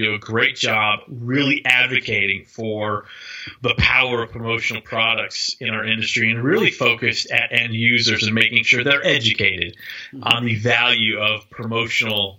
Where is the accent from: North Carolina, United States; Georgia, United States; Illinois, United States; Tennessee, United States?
Tennessee, United States; my home state of Tennessee